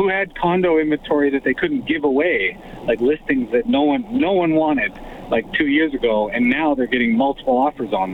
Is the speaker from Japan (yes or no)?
no; West Coast, Canada; also born or lived in Toronto; now in Edmonton, Canada; I grew up on the West Coast